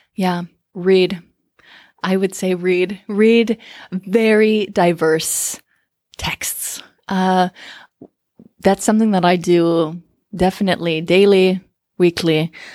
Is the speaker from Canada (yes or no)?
yes; Canada; moved away as an adult; now in Finland; born and raised in Canada